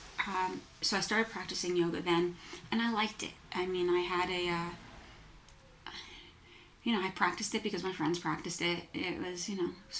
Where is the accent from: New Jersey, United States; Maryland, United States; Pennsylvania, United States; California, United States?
New Jersey, United States; moved away as an adult; also born or lived in New York City; I grew up in New Jersey, moved to New York City when I was 18.